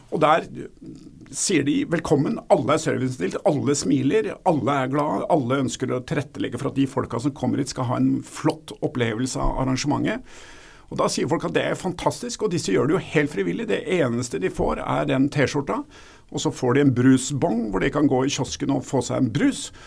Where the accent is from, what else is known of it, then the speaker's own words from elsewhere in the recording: Oslo, Norway; Jeg kommer fra Oslo